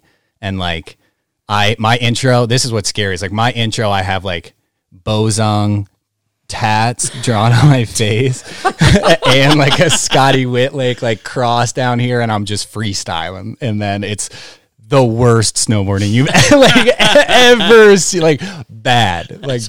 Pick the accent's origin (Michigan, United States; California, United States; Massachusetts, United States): Massachusetts, United States; Great Barrington; I'm from Great Barrington.